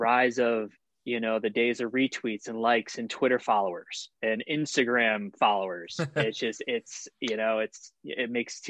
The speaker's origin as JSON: {"language": "English", "town": "New Britain", "region": "Connecticut", "country": "United States", "tie": "born or raised there", "said": "I know you weren't born in Connecticut. Shout out New Britain. I was."}